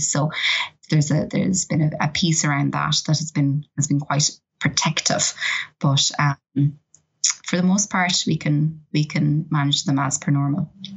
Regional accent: Ireland; I, am very Irish

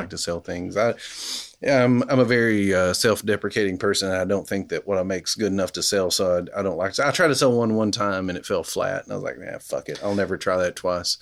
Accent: Kentucky, United States; now in Knoxville, United States; Appalachian kid growing up in Nowheresville, Kentucky

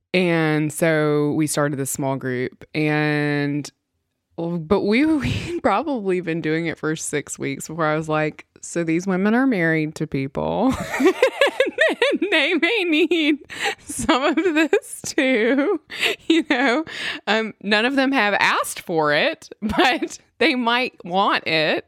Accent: Mississippi, United States; I am from Mississippi and come from country folk

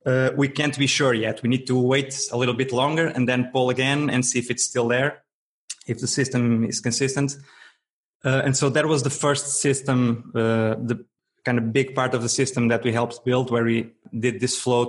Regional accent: Braga, Norte, Portugal; I'm a software developer from Portugal, from the north, from a town called Braga

